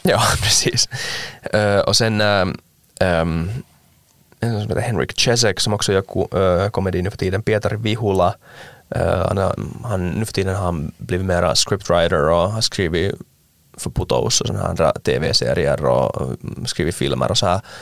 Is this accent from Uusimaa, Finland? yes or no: yes; Ekenäs, Uusimaa, Finland; jag är från Ankenäs